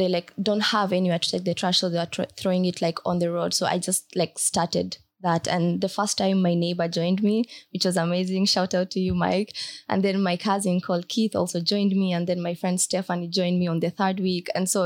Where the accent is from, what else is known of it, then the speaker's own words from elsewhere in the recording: Marsabit County, Kenya; I grew up in Marsabit County